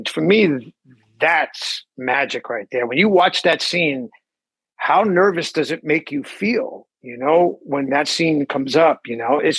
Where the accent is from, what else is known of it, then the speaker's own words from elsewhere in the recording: New York City, New York, United States; growing up in the Bronx